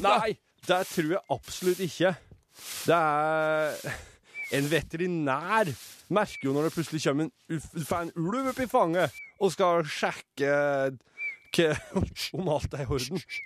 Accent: Røros, Trøndelag, Norway; Jeg er fra Røros

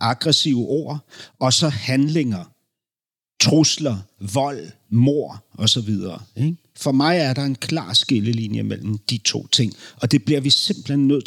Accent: Berlin, Germany; Danish is a second language; moved away; jeg voksede op i Berlin i 70 talet i 70-talet, 70'erne.

